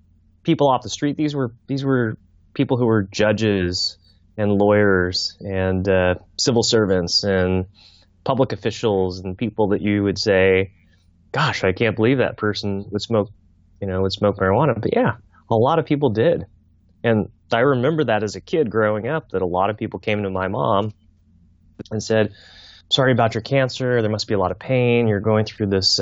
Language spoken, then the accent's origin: English; Fairbanks, Alaska, United States; My mother had cancer growing up in Fairbanks